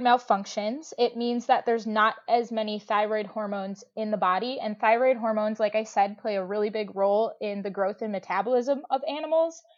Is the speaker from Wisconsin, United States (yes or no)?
yes; Madison, Wisconsin, United States; moved away as an adult; now in Michigan, United States; I grew up volunteering at my hometown zoo in Madison, Wisconsin